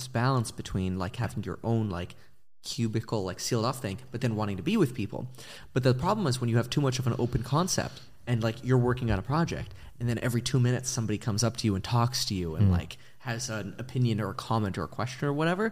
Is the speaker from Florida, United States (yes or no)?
yes; Davie, Florida, United States; now in California, United States; I grew up in South Florida.